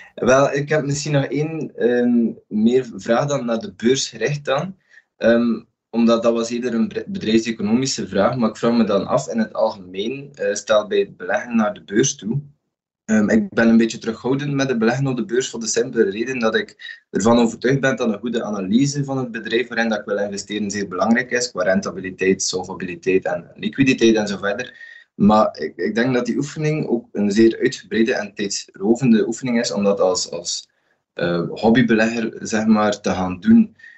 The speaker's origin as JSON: {"language": "Dutch", "area": "Westhoek", "region": "West Flanders", "country": "Belgium", "said": "Ik ben afkomstig van de Westhoek in West-Vlaanderen"}